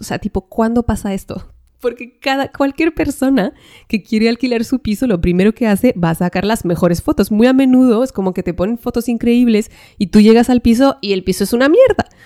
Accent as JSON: {"language": "Spanish", "region": "northern France", "country": "France", "moved": "yes", "lives_now": "Spain", "said": "yo vengo del norte de Francia"}